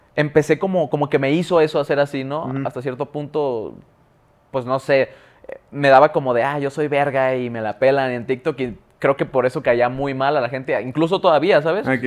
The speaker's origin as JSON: {"language": "Spanish", "town": "Guadalajara", "region": "Jalisco", "country": "Mexico", "said": "soy de Guadalajara, es cierto, se me olvidó decirles, güey, puro GDL"}